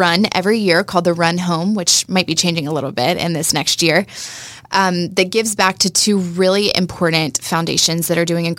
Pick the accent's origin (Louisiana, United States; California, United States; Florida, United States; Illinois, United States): Florida, United States; Jacksonville; I was born and raised in Jacksonville, so longtime Duval